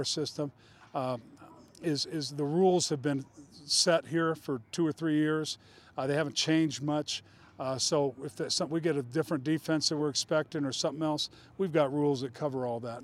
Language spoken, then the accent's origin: English; Colorado, United States; moved away; I'm a mountain guy. I'm from Colorado